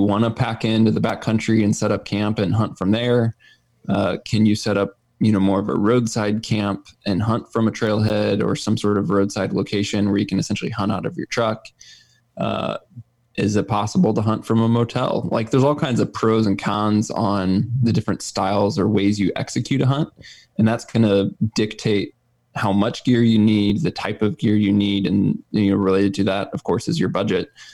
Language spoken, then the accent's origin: English; Missouri, United States; I'm originally from Missouri, still live here full time